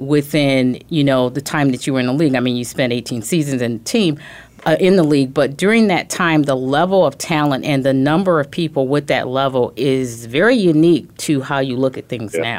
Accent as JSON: {"language": "English", "town": "Chicago", "region": "Illinois", "country": "United States", "said": "But I'm from Chicago, so I'll let"}